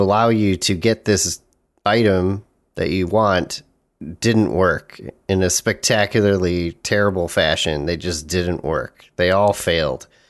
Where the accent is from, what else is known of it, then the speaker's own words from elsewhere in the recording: United States; as an American